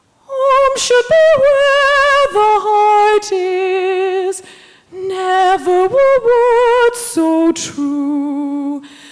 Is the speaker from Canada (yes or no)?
yes; Barrie, Ontario, Canada; I'm from Barrie, a little city north of here.